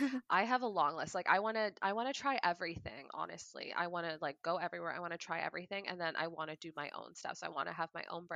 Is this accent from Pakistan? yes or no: yes; Pakistan; Yeah, so I, like, I'm Pakistani, and traditionally Pakistani people have a whole lot of kids.